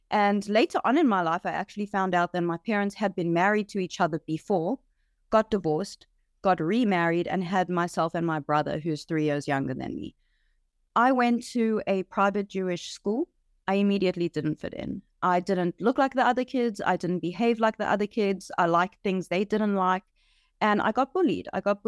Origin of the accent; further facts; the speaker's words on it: Johannesburg, Gauteng, South Africa; I grew up in Johannesburg, South Africa. I was born into a typical Jewish South African family.